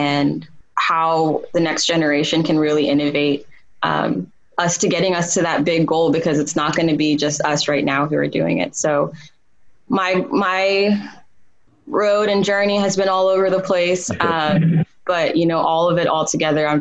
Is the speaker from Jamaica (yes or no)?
no; Sudan; now in United States; I was born in Sudan